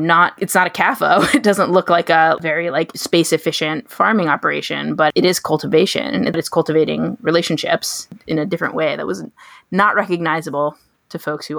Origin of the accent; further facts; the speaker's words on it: United States; as an American watcher and as a white person